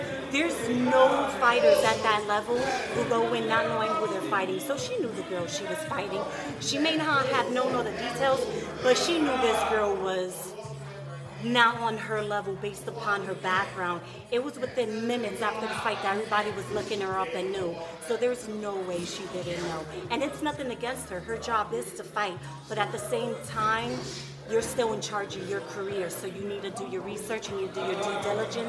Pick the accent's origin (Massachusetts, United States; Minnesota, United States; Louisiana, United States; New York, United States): New York, United States; Brooklyn; I am from Brooklyn.